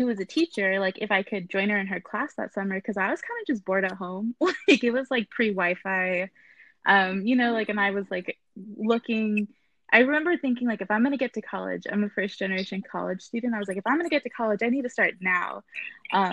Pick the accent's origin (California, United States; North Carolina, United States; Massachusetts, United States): California, United States; Inland Empire; I grew up born and raised in the Inland Empire, where I'm running for school board.